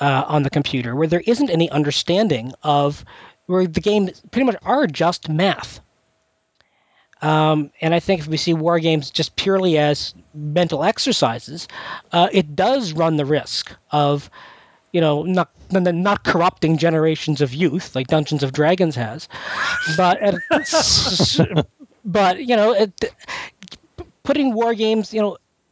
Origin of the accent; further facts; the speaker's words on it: Canada; now in United States; I'm Canadian